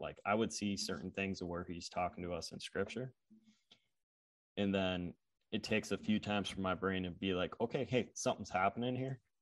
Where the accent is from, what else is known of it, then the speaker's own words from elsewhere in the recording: Upper Midwest, United States; I grew up in Upper Midwest.